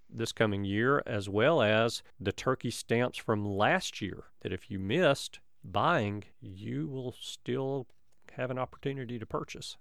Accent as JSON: {"language": "English", "region": "Alabama", "country": "United States", "tie": "born or raised there", "said": "my home state"}